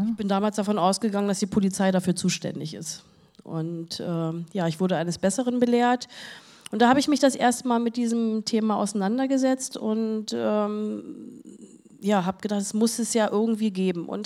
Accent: Berlin, Germany; Da habe ich äh, als Berliner äh, jemand gesucht, der sowas macht.

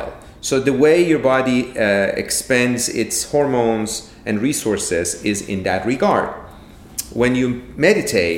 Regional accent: Iran; moved away; I'm originally from Iran

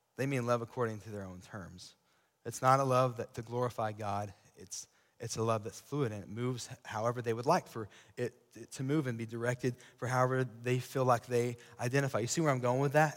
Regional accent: Sweetwater, United States; I grew up in Sweetwater

